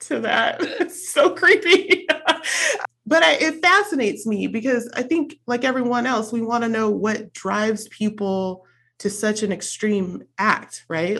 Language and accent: English; California, United States; also born or lived in Arizona; I came home from Arizona back to California